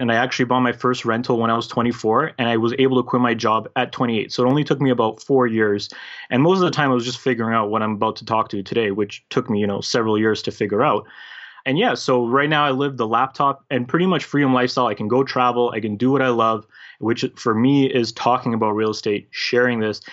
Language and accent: English; Canada; also born or lived in former Yugoslavia / United Kingdom / Toronto, Ontario; grew up basically raised as a Canadian, as a North American, because I was a very little kid at that time